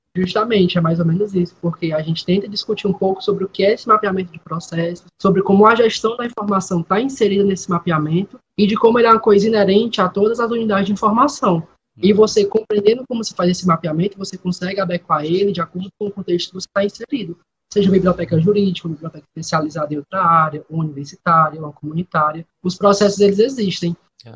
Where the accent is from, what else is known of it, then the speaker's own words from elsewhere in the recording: Fortaleza, Ceará, Brazil; eu sou nascido For em Fortaleza e também falo no momento de Fortaleza